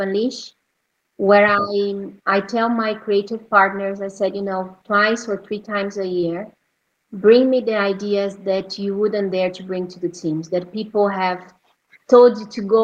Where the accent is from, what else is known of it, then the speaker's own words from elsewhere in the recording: Brazil; moved away; my home country in Brazil